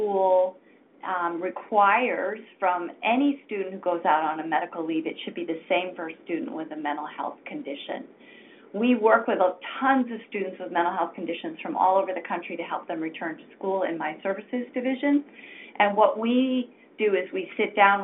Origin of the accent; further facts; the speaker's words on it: Maine, United States; moved away; I'm a Mainer, so delighted to have you on the call. I grew up in Maine myself and went to college in Maine